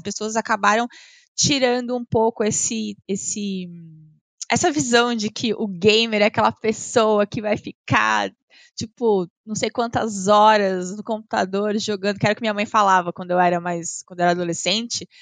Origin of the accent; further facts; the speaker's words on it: Avaré, São Paulo, Brazil; moved away as an adult; now in São Paulo, Brazil; Eu nasci em São Paulo, mas eu fui uhum. para Varé, que é no interior de São Paulo, é 240 quilômetros aqui da capital, uh, com 5 anos. Então eu cresci no interior e Avaré é uma cidade de 80 mil habitantes.